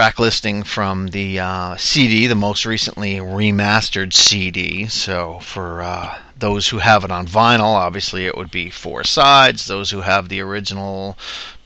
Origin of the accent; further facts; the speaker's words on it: New Jersey, United States; my home state, New Jersey.